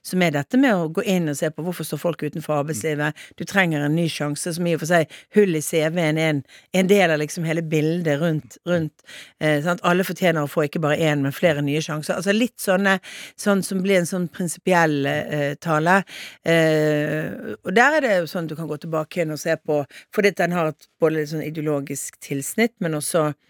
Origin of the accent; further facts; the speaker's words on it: Bergen, Vestland, Norway; som bergenser så er du jo litt direkte